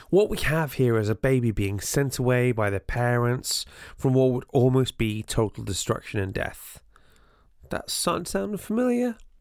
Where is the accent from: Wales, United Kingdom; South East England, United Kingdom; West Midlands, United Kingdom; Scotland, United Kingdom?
Wales, United Kingdom; North; There wasn't a large Jewish population growing up in North Wales